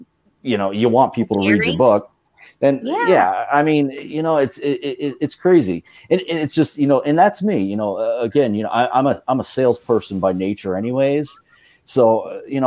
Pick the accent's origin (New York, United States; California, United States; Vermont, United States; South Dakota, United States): Vermont, United States; moved away as an adult; growing up in Vermont, I had a good friend that lived in Williston, Vermont